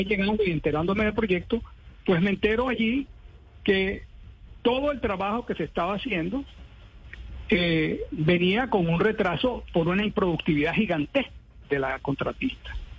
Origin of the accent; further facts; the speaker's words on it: Venezuela; moved away as an adult; now in Colombia; soy venezolano, vine con muchas esperanzas y alegrías de poder trabajar